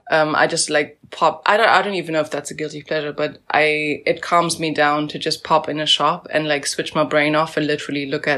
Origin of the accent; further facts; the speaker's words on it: South Africa; moved away; I'm from South Africa